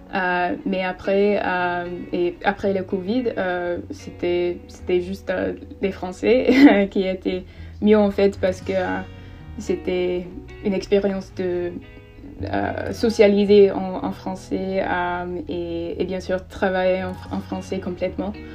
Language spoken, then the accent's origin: French; England, United Kingdom; French is a second language; also born or lived in Paris; now in London, United Kingdom; je suis anglaise et j'ai 21 ans